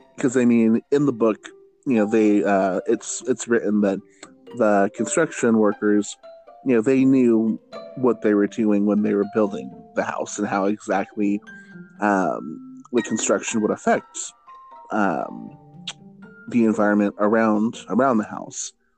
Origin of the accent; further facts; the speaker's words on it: Fresno, California, United States; my hometown of Fresno, California